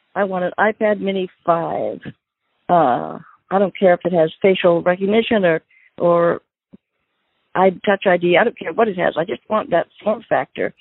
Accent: India; first language Gujarati; English is a second language; moved away; I'm from India originally

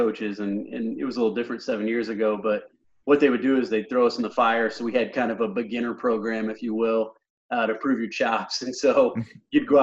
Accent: Illinois, United States; moved away as an adult; now in Fort Wayne, United States; my hometown where I grew up in Illinois

